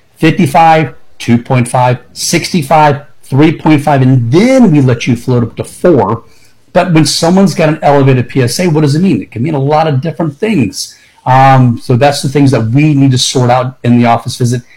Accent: Tampa, Florida, United States; Born and raised in Tampa

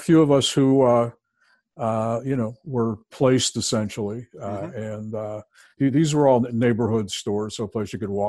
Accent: Bridgeport, Connecticut, United States; Bridgeport, Connecticut.

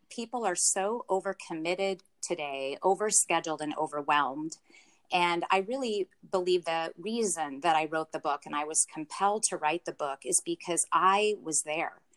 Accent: Pacific Northwest, United States; born and raised in the Pacific Northwest

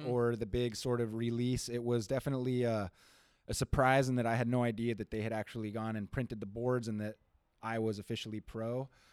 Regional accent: Santa Cruz, California, United States; growing up in Santa Cruz

